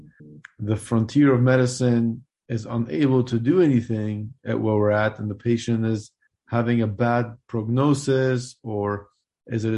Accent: Germany; moved away as an adult; also born or lived in Afghanistan / Switzerland; now in Louisville, United States; I moved to Germany when I was 6 years old. That's where I grew up and did my medical school

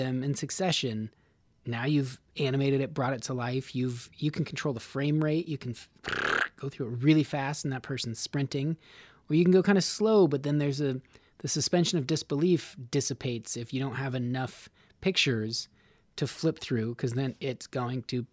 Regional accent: Nevada, United States; now in Los Angeles, United States; I'm from Nevada

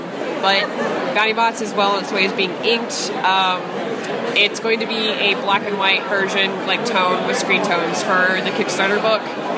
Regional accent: the South, United States; I'm from the South.

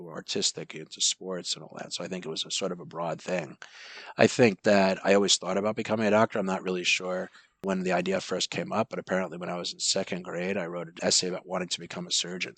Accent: Massapequa, New York, United States; now in Los Angeles, United States; I grew up in Massapequa, Long Island.

